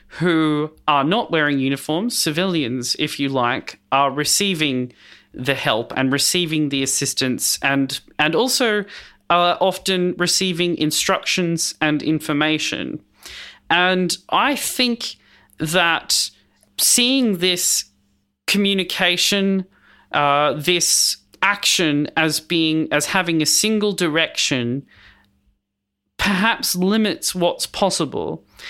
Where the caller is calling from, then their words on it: Melbourne, Victoria, Australia; I am on Wurundjeri land in Melbourne